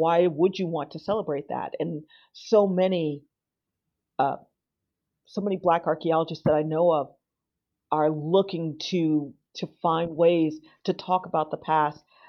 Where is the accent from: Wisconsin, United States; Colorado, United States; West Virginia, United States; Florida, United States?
Florida, United States; Miami; now in United Kingdom; I was born and raised in South Florida in Miami